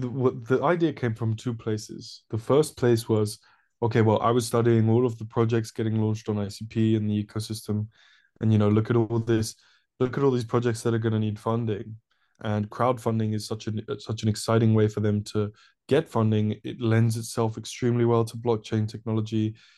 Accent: Paris, Île-de-France, France; moved away as an adult; now in United Kingdom; So, I'm actually from Paris originally. I'm French, but my parents are English. So I grew up in an international school in Paris. I moved to the UK to study about 7 years ago now.

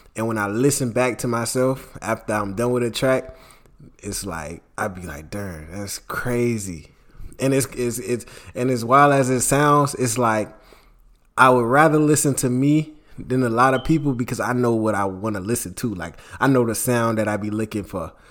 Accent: Jacksonville, Florida, United States; also born or lived in Fernandina Beach, Florida; my mom moved to Jacksonville when I was at a, at a young age

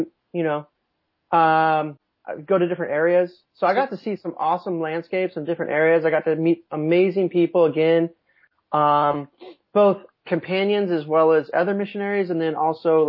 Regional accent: Southern California, United States; born or raised there; moved away as an adult; also born or lived in New Mexico

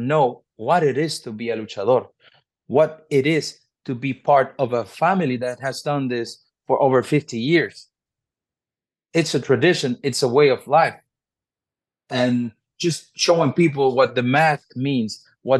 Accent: Mexico City, Mexico; born and raised in Mexico City

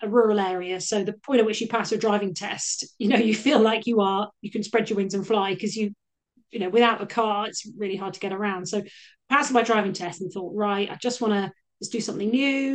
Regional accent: Cornwall, South West England, United Kingdom; I grew up in Cornwall, so it was an upbringing very much based on the outside, the seaside

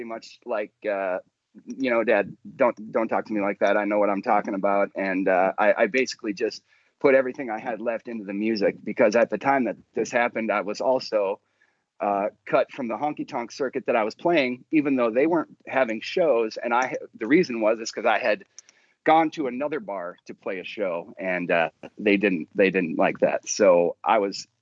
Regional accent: North Dakota, United States; moved away as an adult; now in Nashville, United States; I'm originally from North Dakota

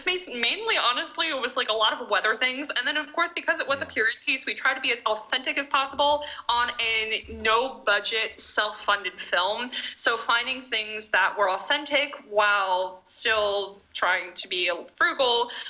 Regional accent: New Jersey, United States; now in Myrtle Beach, United States; We're from Jersey.

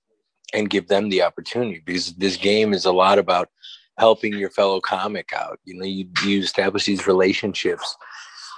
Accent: Chicago, Illinois, United States; growing up as a Latin kid in Chicago, first generation

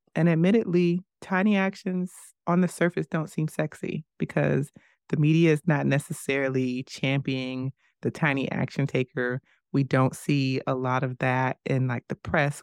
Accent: United States; As an American

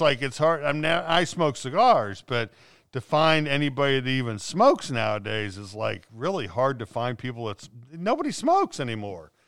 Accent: Cincinnati, Ohio, United States; I grew up in North Avondale.

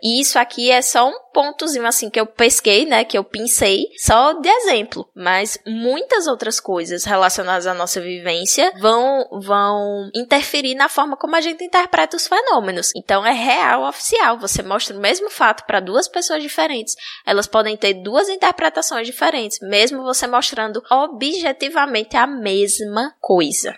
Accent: Bahia, Brazil; moved away as an adult; now in Alagoas, Brazil; eu ter nascido na Bahia

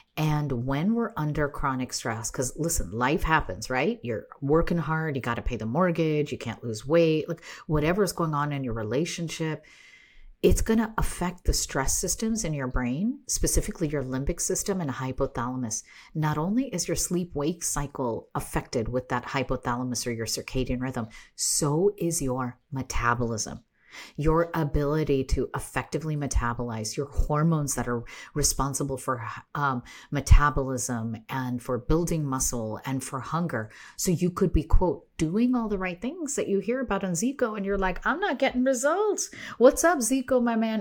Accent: United States; I was raised here in the United States

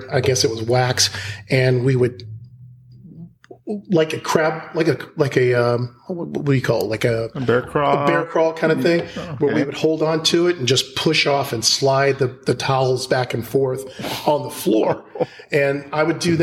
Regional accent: Marietta, Georgia, United States; I'm from Marietta, Georgia, but my family is around Milledgeville and other parts of Georgia, since slavery.

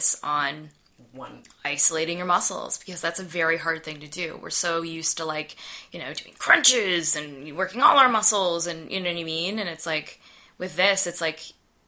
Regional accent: Windsor, Ontario, Canada; moved away as an adult; now in Toronto, Canada; I was living in Windsor at the time, because I'm from Windsor, Ontario

